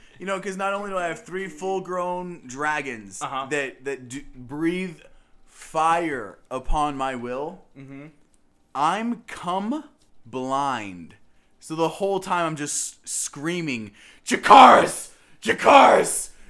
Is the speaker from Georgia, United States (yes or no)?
yes; Georgia, United States; I grew up 45 minutes outside of Atlanta, Georgia.